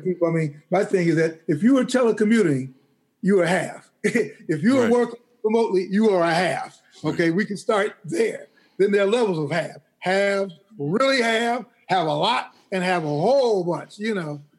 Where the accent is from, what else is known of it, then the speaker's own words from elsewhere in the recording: Chicago, Illinois, United States; When I was a kid growing up in Chicago in the 50s